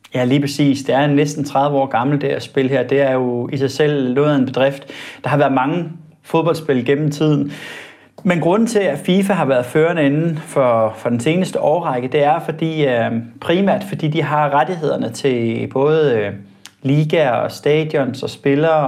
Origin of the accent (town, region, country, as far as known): Denmark